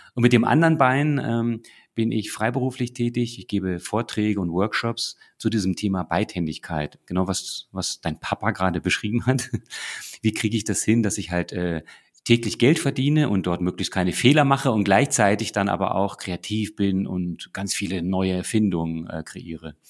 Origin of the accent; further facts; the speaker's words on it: Northern Germany, Germany; now in Munich, Germany; ich als Norddeutscher